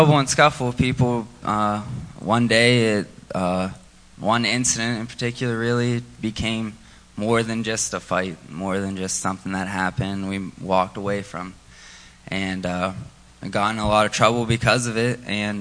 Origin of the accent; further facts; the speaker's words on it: Monongahela, Pennsylvania, United States; also born or lived in Virginia; I live in Monongahela. I was born in Virginia.